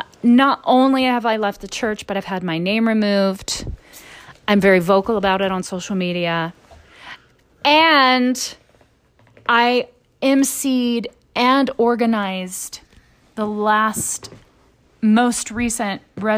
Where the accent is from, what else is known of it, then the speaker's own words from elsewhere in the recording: the South, United States; So growing up in the South, and I'm sure it was like that growing up in Utah